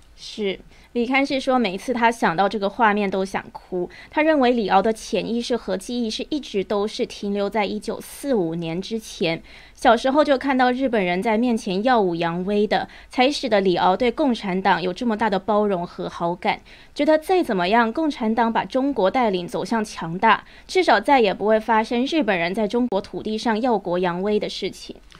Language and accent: Chinese; Taiwan; 我身为台湾人